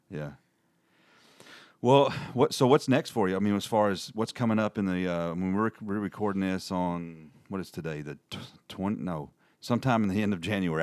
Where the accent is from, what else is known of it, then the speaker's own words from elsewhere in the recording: Birmingham, Alabama, United States; I was born in Birmingham